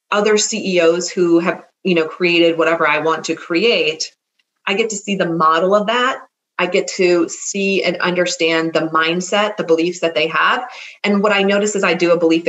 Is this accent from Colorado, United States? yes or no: no; Minnesota, United States; moved away as an adult; also born or lived in California; I am a Minnesotan who moved to California and came back